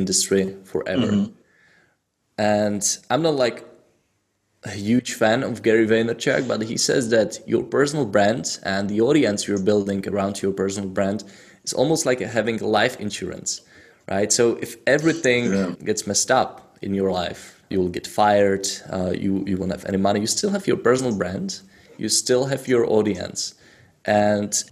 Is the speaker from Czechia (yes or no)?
yes; Czechia; English is a second language; I'm from Czech Republic